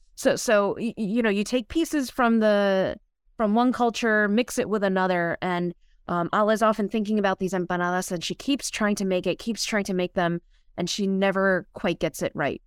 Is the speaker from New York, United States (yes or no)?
yes; New York City, New York, United States; I was born and raised in Queens